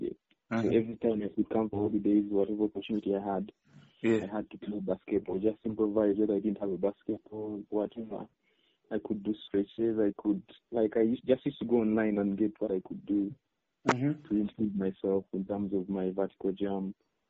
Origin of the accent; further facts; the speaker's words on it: Soroti, Eastern Region, Uganda; I'm from Soroti.